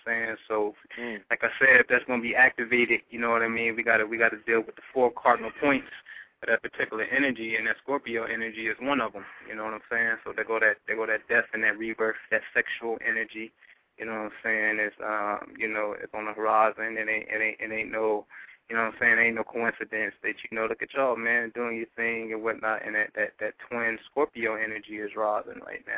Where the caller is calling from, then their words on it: Philadelphia, Pennsylvania, United States; calling from Philly in my bunker